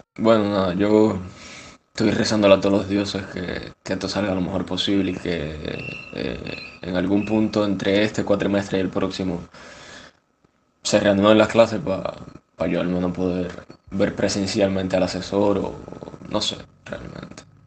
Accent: Cuba; moved away; Yo soy de Cuba

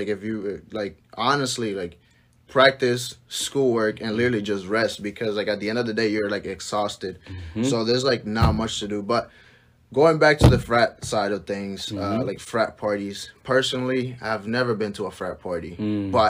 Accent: Hartford, Connecticut, United States; I come from Hartford, Connecticut. I've been living there for like, since I was 12.

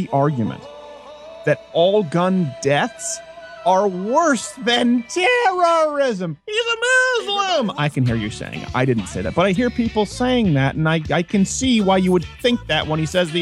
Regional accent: Canada; moved away; also born or lived in New York; I was raised in Canada

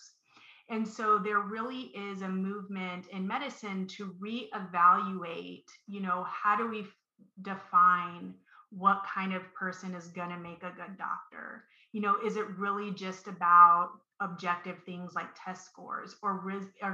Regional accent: Columbus, Ohio, United States; when I was a high school student, I'm from Columbus, Ohio, and I went to a academic specialty school

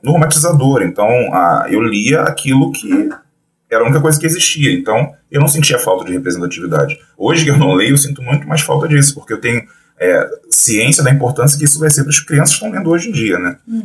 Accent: Rio de Janeiro, Brazil; Sou do Rio de Janeiro, é, sou designer

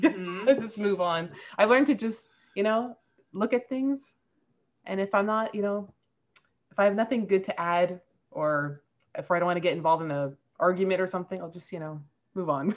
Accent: Montreal, Quebec, Canada; I'm from Canada. I'm from Montreal

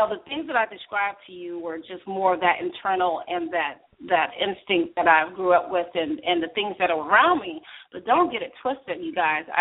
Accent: Berkeley, California, United States; also born or lived in Oakland, California; I am from Berkeley, California. Now, you guys better understand, this is the land of the nerds.

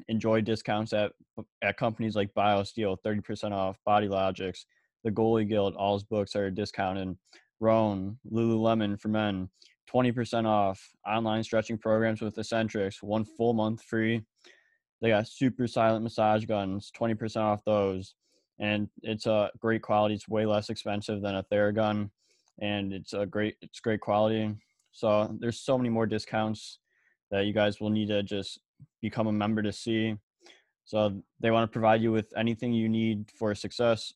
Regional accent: Illinois, United States; I'm also from Illinois

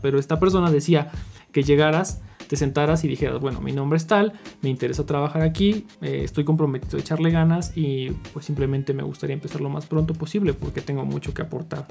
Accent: Mexico; como mexicano

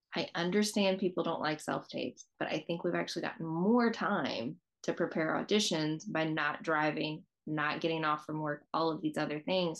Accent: Southeast, United States; I grew up in the Southeast

